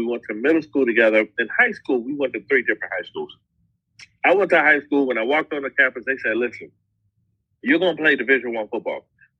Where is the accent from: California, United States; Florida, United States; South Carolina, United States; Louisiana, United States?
Florida, United States; Miami; moved away; also born or lived in Buffalo, New York; I am originally from Miami, Florida.